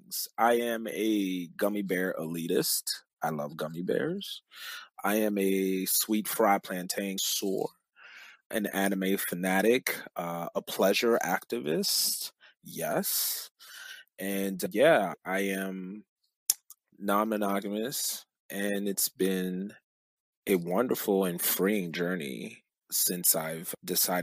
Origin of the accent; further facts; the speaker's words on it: Cameroon; moved away; I'm originally from Cameroon, Central Africa